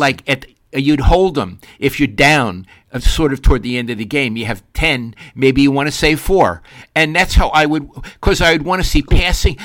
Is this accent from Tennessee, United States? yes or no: no; New York, United States; now in Northern California, United States; I'm a New Yorker